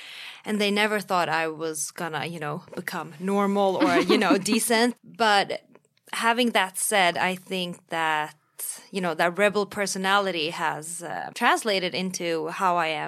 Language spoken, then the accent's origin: English; Sweden; Yes, I was made, assembled, and born in Sweden.